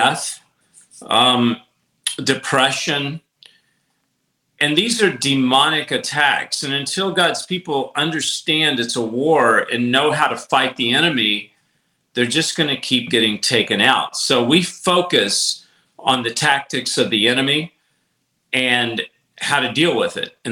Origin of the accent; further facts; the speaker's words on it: Nashville, Tennessee, United States; I come from Nashville